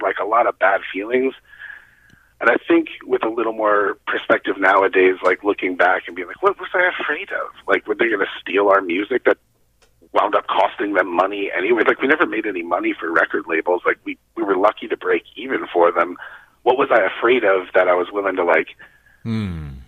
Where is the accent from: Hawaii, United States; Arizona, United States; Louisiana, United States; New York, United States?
Arizona, United States; we're from Arizona